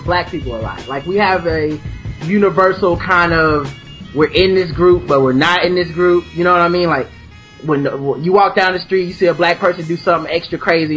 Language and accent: English; Charlotte, North Carolina, United States; I'm from Charlotte, North Carolina. I live here.